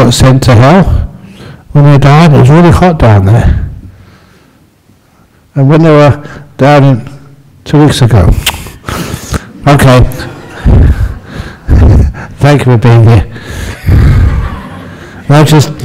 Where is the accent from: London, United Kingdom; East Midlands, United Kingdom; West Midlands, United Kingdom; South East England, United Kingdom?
London, United Kingdom; I was born in London